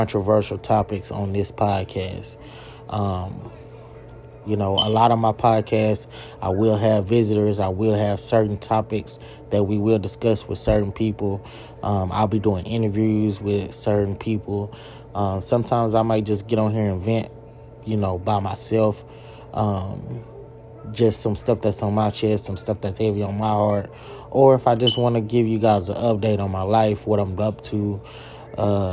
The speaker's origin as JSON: {"language": "English", "town": "Longview", "region": "Texas", "country": "United States", "tie": "born or raised there", "said": "I grew up in Longview, Texas, in the East Texas area on the south side of Longview"}